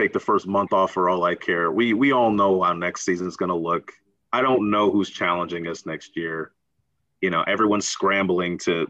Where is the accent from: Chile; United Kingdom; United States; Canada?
United States; Los Angeles, California; I'm from Los Angeles, California, the coast with the most